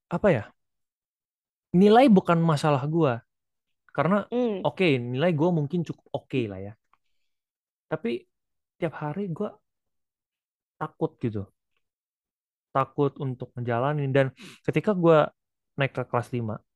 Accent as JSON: {"language": "Indonesian", "town": "Malang", "region": "East Java", "country": "Indonesia", "lives_now": "Bandung, Indonesia", "said": "Gue dari Malang mau pindah ke Bandung."}